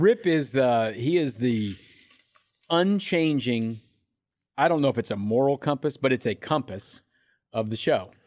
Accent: Independence, United States; I'm from Independence.

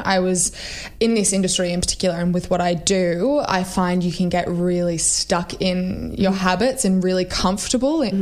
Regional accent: Sydney, New South Wales, Australia; also born or lived in Melbourne; I grew up in Sydney

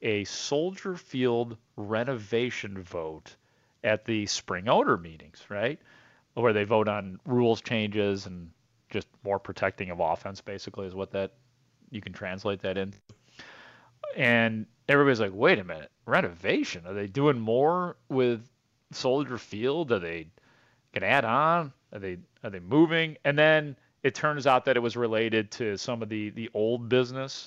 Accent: Itasca, Illinois, United States; I grew up in Itasca, grew up in the Western Burbs

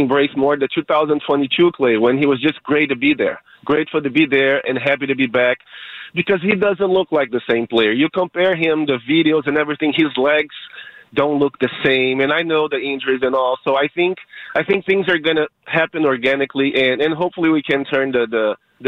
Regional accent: Brazil; I'm from Brazil.

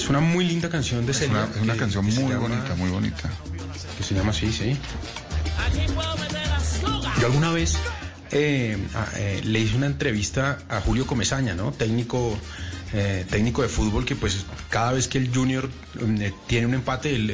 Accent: Uruguay; now in Colombia; en Colombia vivo mucho tiempo, la gente me quiere, pero yo sigo siendo un extranjero en Colombia, por mi acento, por, mi historia y tal. Pero cuando vuelvo a Uruguay, ya no conozco a nadie, ya no están mis amigos, ya no está mi calle, ya no está mi barrio.

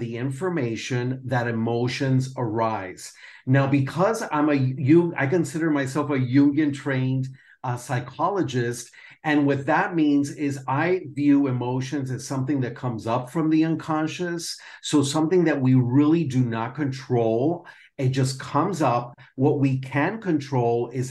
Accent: Miami, Florida, United States; moved away as an adult; also born or lived in Perth, Australia; now in Spain; I'm a native from Miami, and I have lived in a couple different places in the world that I also call home, like Perth, Australia, and now Spain.

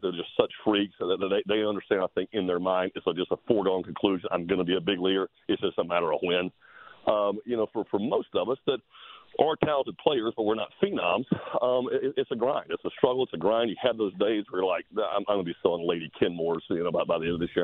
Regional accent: Macon, Georgia, United States; I grew up in Macon

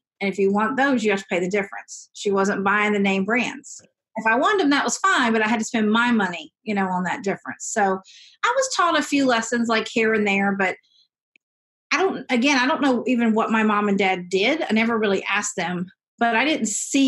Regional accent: Seneca, South Carolina, United States; I grew up in Clemson, South Carolina, or right outside of it, in Seneca, but in the deep south

